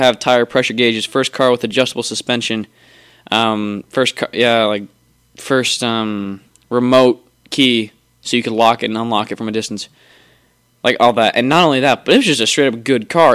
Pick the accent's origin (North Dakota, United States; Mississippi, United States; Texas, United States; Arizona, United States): Arizona, United States; I'm from Arizona.